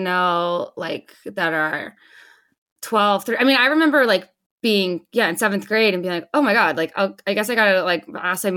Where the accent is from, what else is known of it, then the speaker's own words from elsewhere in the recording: Los Angeles County, California, United States; also born or lived in Carlsbad, California; I moved from Los Angeles County